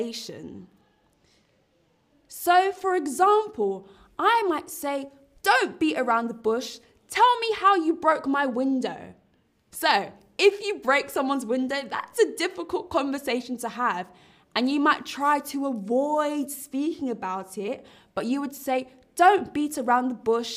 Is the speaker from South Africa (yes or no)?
no; London, United Kingdom; I live in London. I also am from London. I'm from London town